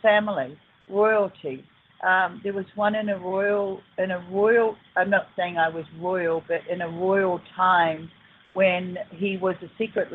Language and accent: English; New Zealand; also born or lived in Australia; now in San Bernardino, United States; I was born in New Zealand